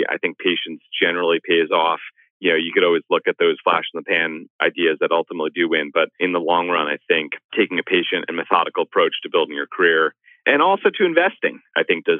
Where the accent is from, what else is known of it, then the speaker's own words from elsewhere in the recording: Sea Cliff, New York, United States; I grew up on Long Island in a little town called Seacliff, and my parents were kind of like small business owners.